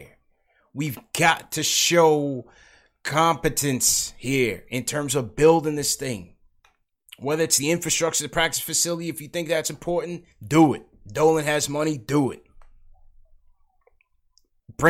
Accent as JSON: {"language": "English", "area": "Long Island", "region": "New York", "country": "United States", "said": "I'm from Long Island"}